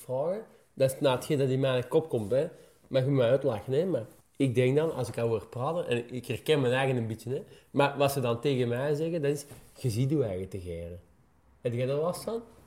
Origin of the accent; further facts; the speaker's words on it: Meer, Flanders, Belgium; ik ben dan zelf van Meer afkomstig